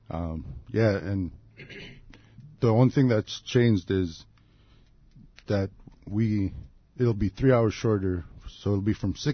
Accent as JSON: {"language": "English", "town": "Toksook Bay", "region": "Alaska", "country": "United States", "said": "Um, I'm originally from Toksook Bay."}